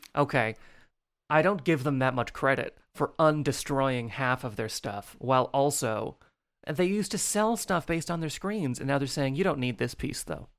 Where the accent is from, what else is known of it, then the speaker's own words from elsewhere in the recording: Newfoundland and Labrador, Canada; now in Prince Edward Island, Canada; I was born in Newfoundland